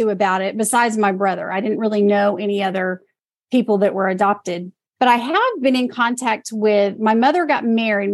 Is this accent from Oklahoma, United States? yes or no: yes; Oklahoma City, Oklahoma, United States; now in Jackson, United States; I was born in Oklahoma City